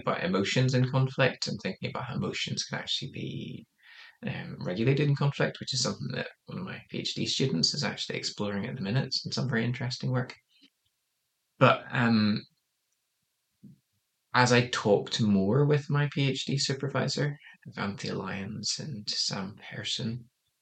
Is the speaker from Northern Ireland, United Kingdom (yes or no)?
yes; Northern Ireland, United Kingdom; moved away; growing up in Northern Ireland